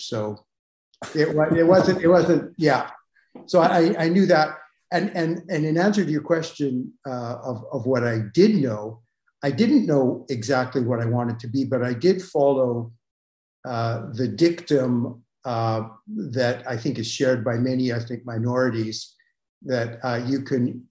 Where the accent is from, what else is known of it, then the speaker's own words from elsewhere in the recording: Calgary, Alberta, Canada; I grew up in Calgary, Alberta